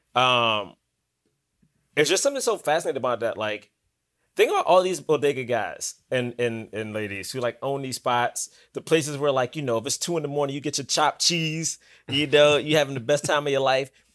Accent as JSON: {"language": "English", "town": "Washington", "region": "District of Columbia", "country": "United States", "also_born_or_lived": "Bronx, New York", "moved": "yes", "lives_now": "New York, United States", "said": "I'm from Southeast D C"}